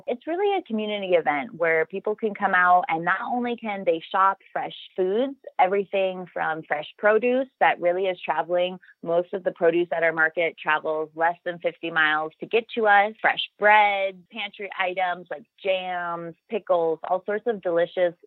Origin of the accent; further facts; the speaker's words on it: Phoenix, Arizona, United States; I'm from Phoenix